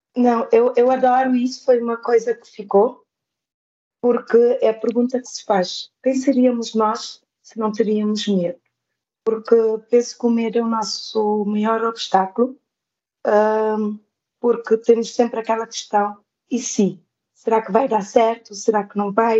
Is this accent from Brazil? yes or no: no; Santiago Island, Cape Verde; moved away as an adult; also born or lived in Trás-os-Montes, Portugal; now in Lisbon, Portugal; saí de Cabo Verde